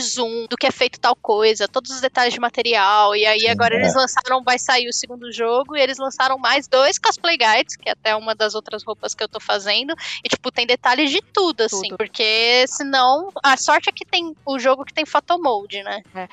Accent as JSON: {"language": "Portuguese", "country": "Brazil"}